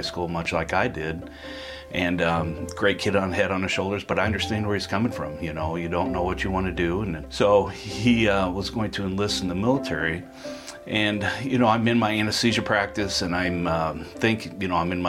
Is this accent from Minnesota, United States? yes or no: no; Council Bluffs, Iowa, United States; born or raised there